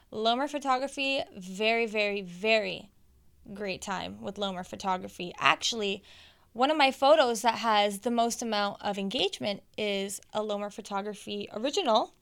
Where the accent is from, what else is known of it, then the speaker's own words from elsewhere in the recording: Canada; I was born here in Canada